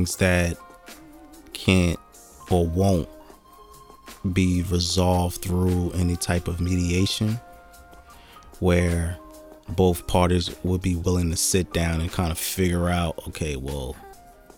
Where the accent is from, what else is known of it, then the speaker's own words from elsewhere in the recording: Jersey City, New Jersey, United States; I was born and raised in the Midtown area.